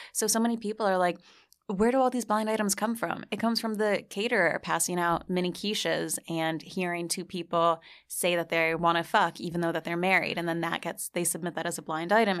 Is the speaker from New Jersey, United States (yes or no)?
yes; New Jersey, United States; moved away; also born or lived in Ireland / New Zealand; I grew up in Jersey like you.